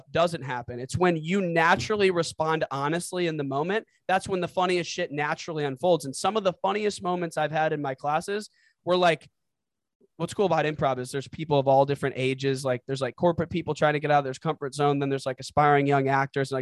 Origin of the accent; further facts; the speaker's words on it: St. Louis, Missouri, United States; moved away as an adult; also born or lived in Los Angeles; now in Chicago, United States; growing up in the Midwest, like St. Louis culture